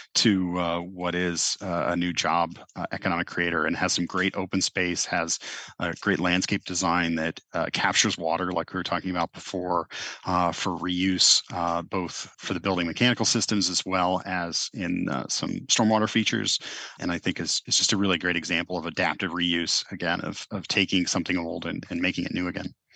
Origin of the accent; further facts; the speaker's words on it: Cincinnati, Ohio, United States; growing up in the Midwest